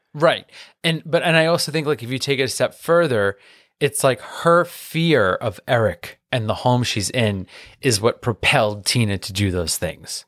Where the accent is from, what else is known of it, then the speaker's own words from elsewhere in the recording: New York City, New York, United States; accent: Queens; with my accent, like, my queens will come out